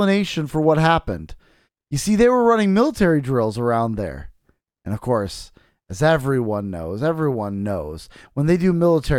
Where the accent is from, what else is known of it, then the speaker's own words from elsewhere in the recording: United States; I'm an American